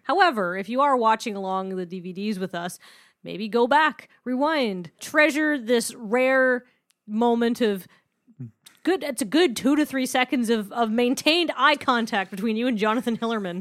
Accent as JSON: {"language": "English", "region": "British Columbia", "country": "Canada", "said": "I'm from British Columbia"}